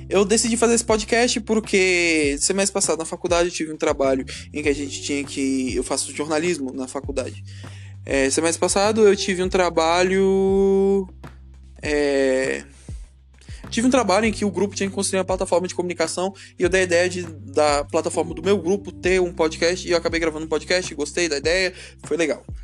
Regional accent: Brasília, Federal District, Brazil; Eu sou de Brasília, Distrito Federal, Brasil, América do Sul, Hemisfério Sul, essas coisas aí.

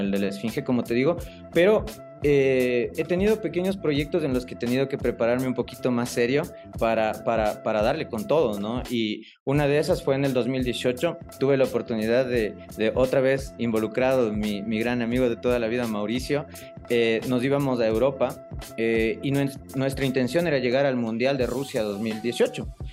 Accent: Quito, Pichincha, Ecuador; soy ecuatoriano, eh, soy quiteño de nacimiento

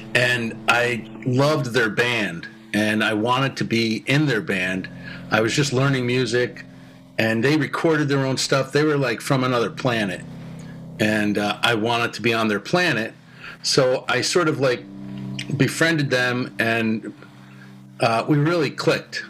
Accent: Connecticut, United States; I grew up in Connecticut

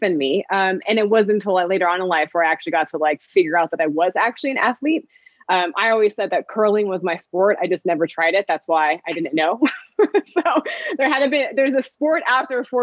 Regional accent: Phoenix, Arizona, United States; I grew up in Phoenix

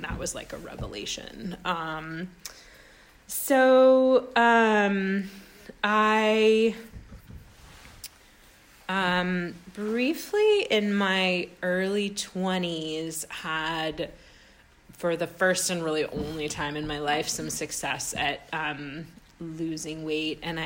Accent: Sacramento, California, United States; moved away as an adult; also born or lived in Bay Area; now in East Bay, United States; I'm from Sacramento

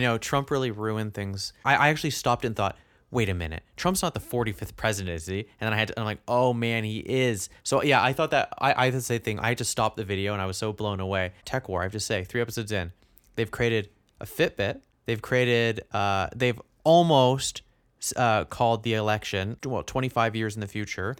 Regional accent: Canada; being a Canadian

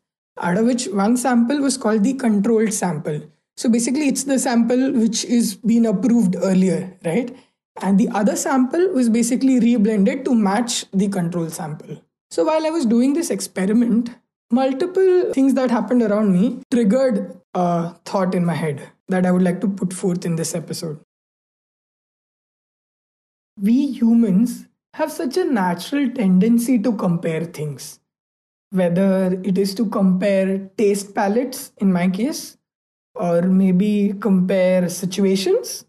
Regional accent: India; being an Indian

